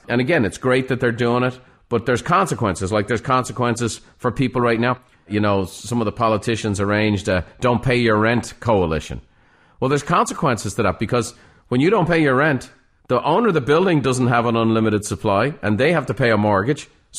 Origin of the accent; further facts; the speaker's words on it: Ireland; moved away; Growing up in Ireland, you know, I talk to home all the time. I was talking to Ireland this morning. My family's still back there.